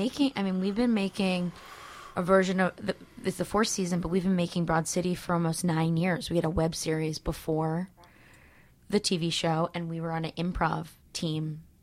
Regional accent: Wayne, Pennsylvania, United States; I'm from outside Philadelphia.

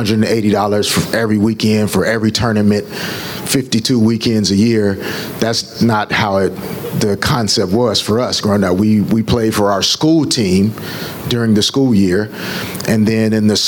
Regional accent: Little Rock, Arkansas, United States; moved away as an adult; now in Los Angeles, United States; growing up in Little Rock

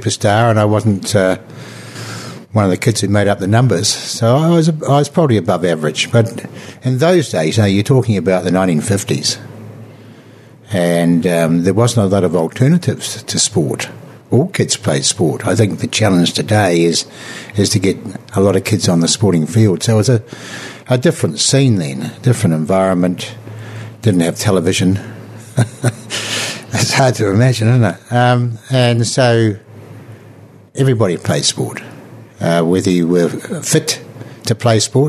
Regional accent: Christchurch, Canterbury, New Zealand; I was born and bred in Christchurch

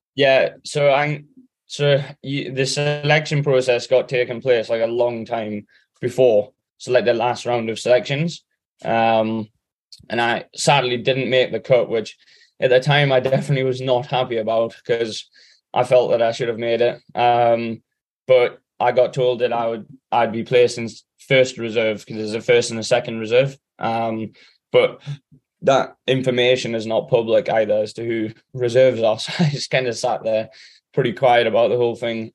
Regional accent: England, United Kingdom; me, Sam, and Alex being the English guys

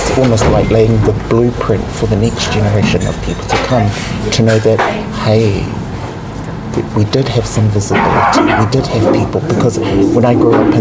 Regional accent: Sydney, New South Wales, Australia; growing up in Sydney

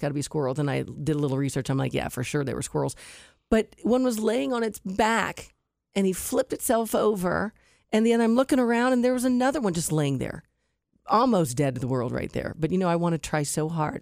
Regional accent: Westerville, Ohio, United States; Westerville, my hometown

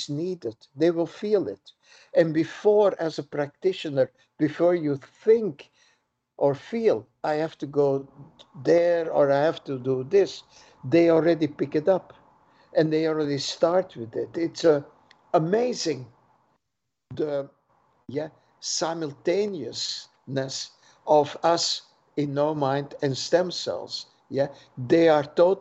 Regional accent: Belgium; moved away; I'm born in Belgium

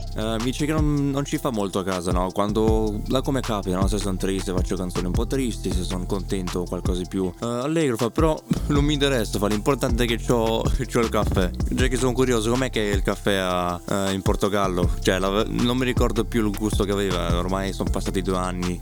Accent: Australia; sono australiano

